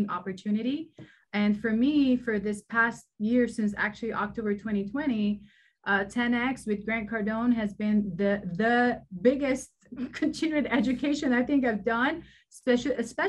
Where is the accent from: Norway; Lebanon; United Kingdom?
Lebanon; moved away; I grew up in Lebanon and during wartime.